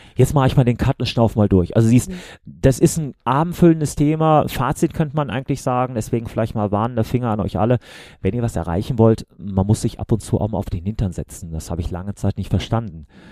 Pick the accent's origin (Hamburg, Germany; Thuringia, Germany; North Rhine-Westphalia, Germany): North Rhine-Westphalia, Germany; Remscheid; ich komme aus Remscheid, also Bergisches Land für die Leute, die außerhalb von NRW wohnen